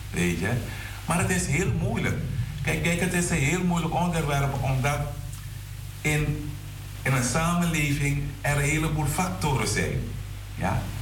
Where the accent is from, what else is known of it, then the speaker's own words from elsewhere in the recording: Suriname; now in Netherlands; Maar we zijn vanuit Suriname hier naartoe gekomen. In Suriname hadden we andere normen en waarden die werden gedragen door de gehele gemeenschap.